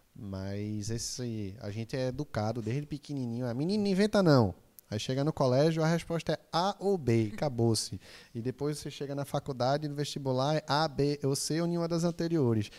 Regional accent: Recife, Pernambuco, Brazil; eu sou daqui de Recife

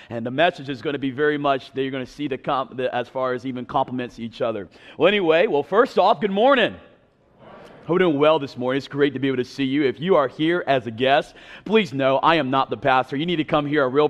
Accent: eastern North Carolina, United States; I'm from North Carolina. I sound nothing like it because I grew up on the East Coast by the beach.

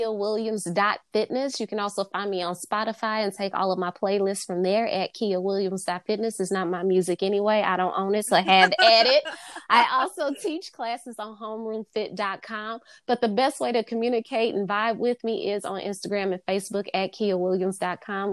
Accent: the South, United States; I'm from the South

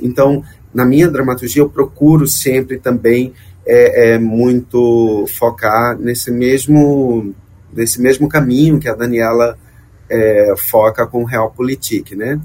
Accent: Alagoas, Brazil; Eu sou alagoano

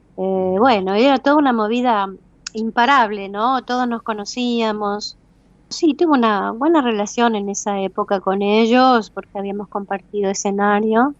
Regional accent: Buenos Aires, Argentina; moved away as an adult; also born or lived in Madrid, Spain; now in Spain; Buenos Aires, Argentina, pues es mi tierra, la raíz está un poco más profunda del árbol

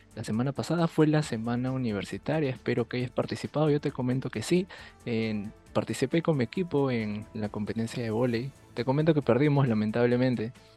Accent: Peru; como peruano

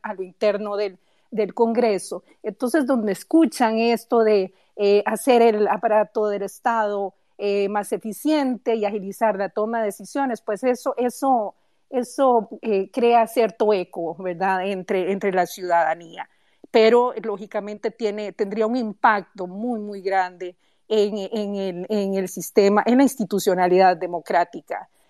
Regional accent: Costa Rica; Siendo costarricense

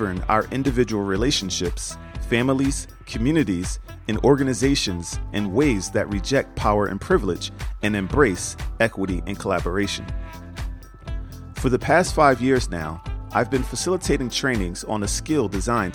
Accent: United States; I grew up in America

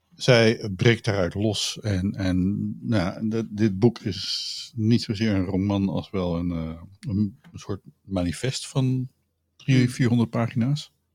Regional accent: Utrecht, Netherlands; ik ben Utrechter

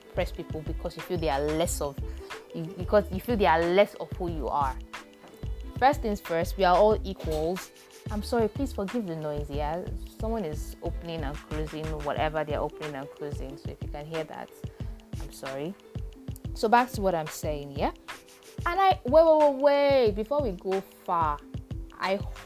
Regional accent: Nigeria

